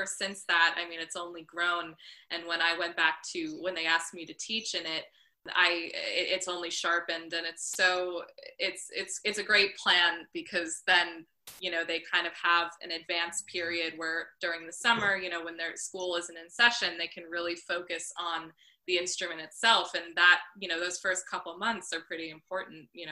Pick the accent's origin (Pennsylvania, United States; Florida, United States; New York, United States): New York, United States; Northport; now in New York City, United States; in Northport in my hometown, which is a tiny little harbor town on Long Island